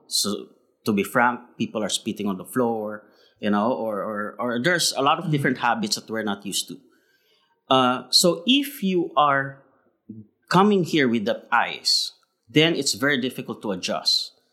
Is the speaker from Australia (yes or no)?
no; Philippines; now in Shanghai, China; Being Filipino, we are very uh, we are very resilient people.